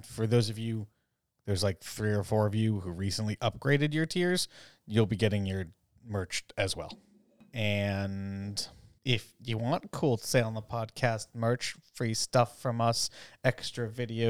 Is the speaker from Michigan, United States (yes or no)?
yes; Michigan, United States; I'm from Michigan, so you know, that's that's what I got.